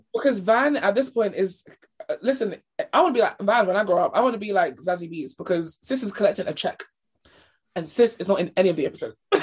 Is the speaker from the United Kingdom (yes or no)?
yes; United Kingdom; we're British